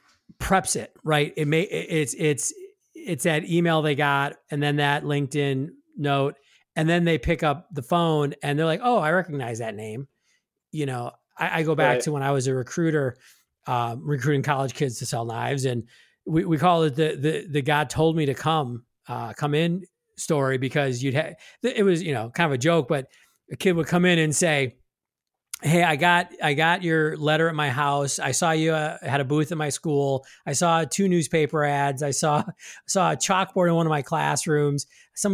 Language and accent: English; Milwaukee, Wisconsin, United States; I'm from Milwaukee